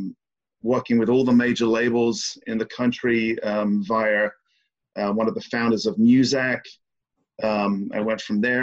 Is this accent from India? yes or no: no; South East England, United Kingdom; now in United States; I'm from {S5} the southeast of England.